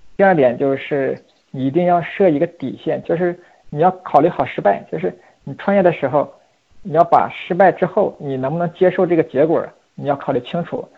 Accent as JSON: {"language": "Chinese", "country": "China", "tie": "born or raised there", "also_born_or_lived": "Beijing", "said": "我毕竟土生土长这么多年在中国适应这个环境"}